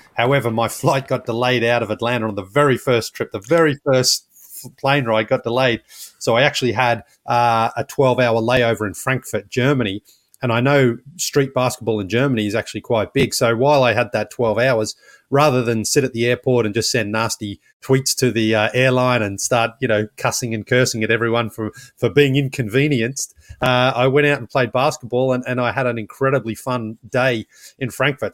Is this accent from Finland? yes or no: no; Australia; now in United States; I'm from Australia, but I live in the United States.